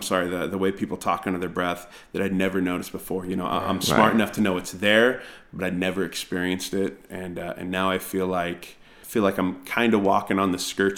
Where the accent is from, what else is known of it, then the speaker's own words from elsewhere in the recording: California, United States; I grew up in the Bay Area of California, and so a lot of my friends, I have very diverse friends